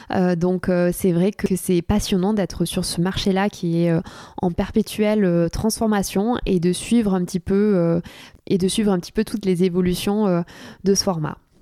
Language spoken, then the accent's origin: French; Cahors, Occitania, France; moved away as an adult; also born or lived in Toulouse / St Andrews, Scotland / Paris; now in Bordeaux, France; je ne suis pas parisienne. À la base, je viens de Cahors dans le Lot.